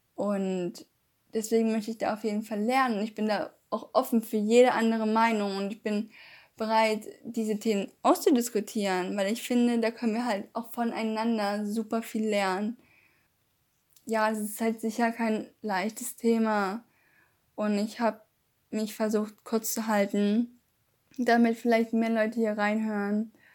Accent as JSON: {"language": "German", "country": "Germany"}